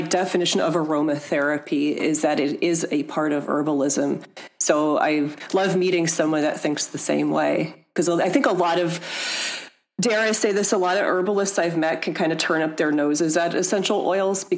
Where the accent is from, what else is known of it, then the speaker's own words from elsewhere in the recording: Hudson Valley, New York, United States; also born or lived in Detroit, Michigan; when I was 3 years old, we moved to the Hudson Valley of New York State